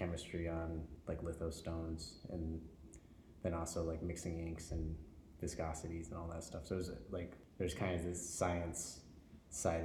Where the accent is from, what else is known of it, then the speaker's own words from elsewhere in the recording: Illinois, United States; now in Twin Cities, United States; So, I grew up in Illinois, and it wasn't the biggest town, but it also had a university